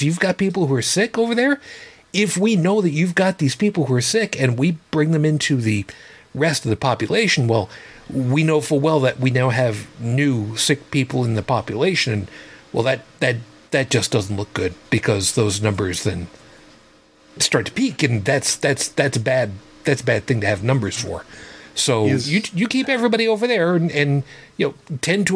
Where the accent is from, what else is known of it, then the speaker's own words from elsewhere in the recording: Long Island, New York, United States; a town called Amityville, which is very close to where I grew up on Long Island